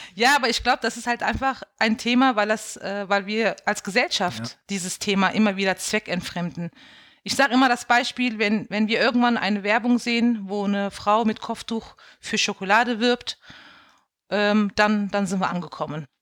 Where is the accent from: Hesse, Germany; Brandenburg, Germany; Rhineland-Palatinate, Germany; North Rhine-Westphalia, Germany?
Rhineland-Palatinate, Germany; Bendorf; now in Mainz, Germany; Ich bin auch in einem äh, Ort aufgewachsen in Bendorf, wo halt nur türkische Gastarbeiter gewohnt haben